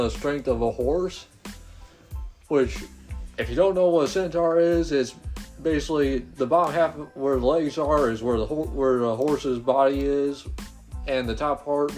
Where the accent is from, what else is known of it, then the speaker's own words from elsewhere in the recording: United States; We're American.